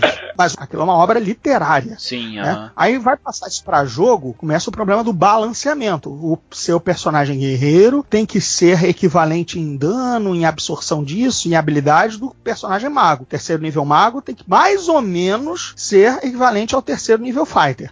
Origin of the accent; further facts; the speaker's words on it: Rio de Janeiro, Brazil; Sendo carioca, né, morando aqui numa grande guerra civil com facções mafiosas